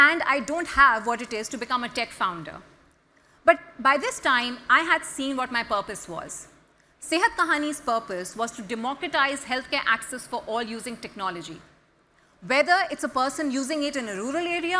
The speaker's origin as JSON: {"language": "English", "country": "Pakistan", "said": "people back in my country"}